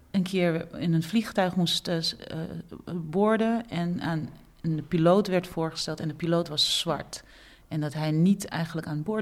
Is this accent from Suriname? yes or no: yes; Suriname; als Surinamer nadenken, heb ik ook zulke automatismes in me? Ja, dat heb ik ook. Als een andere Surinamer op mij afstapt